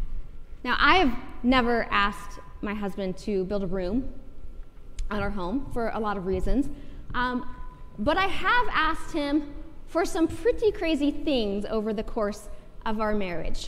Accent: Iowa, United States; now in Lawrence, United States; I grew up in Iowa

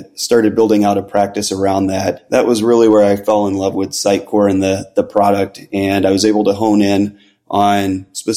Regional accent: Chicago, Illinois, United States; moved away as an adult; now in Florida, United States; I'm originally from Chicago, but currently live in Florida and have for about the last 7 years now

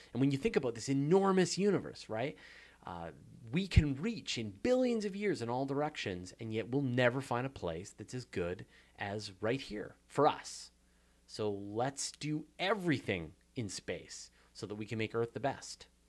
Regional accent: Canada; accent: Canadian; my hilarious Canadian accent

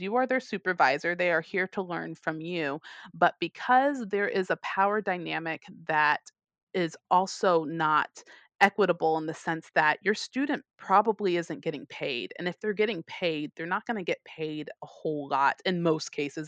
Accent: United States; moved away; I'm American

